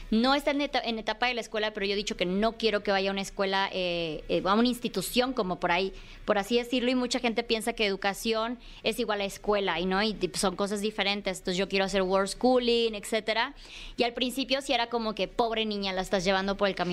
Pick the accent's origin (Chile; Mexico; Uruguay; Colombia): Mexico; Chiapas; moved away as an adult; now in Mexico City, Mexico; yo salí eh, de Chiapas por ahí de los 23 años, digo, salí de casa de mi mamá como a los 19, 20, cosa que no es muy común en Chiapas